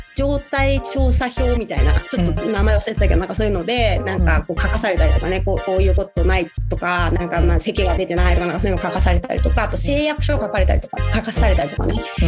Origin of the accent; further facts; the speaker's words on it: Saitama, Japan; moved away as an adult; 埼玉に帰る